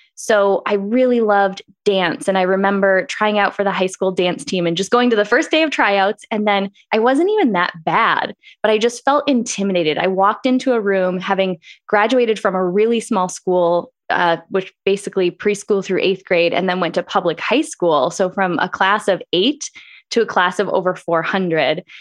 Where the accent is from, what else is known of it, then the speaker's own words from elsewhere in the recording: Green Bay, Wisconsin, United States; moved away as an adult; also born or lived in Eau Claire, Wisconsin; now in Phoenix, United States; I grew up in Green Bay, Wisconsin. I think being from the Midwest is a big part of what shaped who I am.